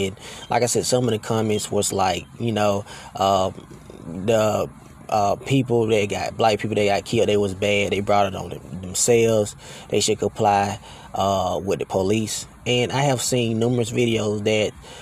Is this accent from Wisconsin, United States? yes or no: no; Alabama, United States; now in Texas, United States; I am from Alabama. You know, I was raised in Alabama